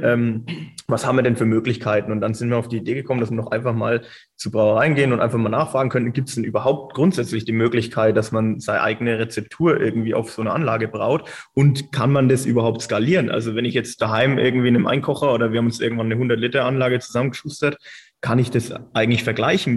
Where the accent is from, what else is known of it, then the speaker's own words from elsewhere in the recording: Reckendorf, Bavaria, Germany; ich komme aus Reckendorf ursprünglich